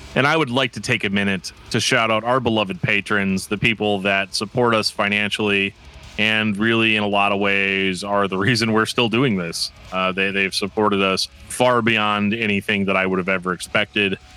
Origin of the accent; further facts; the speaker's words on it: Midwest, United States; I'm an American man from the, from the Midwest